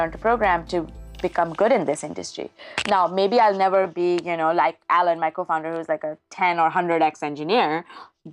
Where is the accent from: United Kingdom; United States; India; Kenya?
India; moved away; I grew up in India